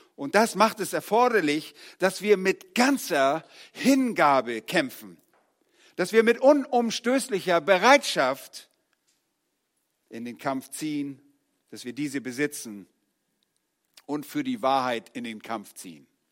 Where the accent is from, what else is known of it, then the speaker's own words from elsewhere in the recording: Northern Germany, Germany; moved away; als Norddeutscher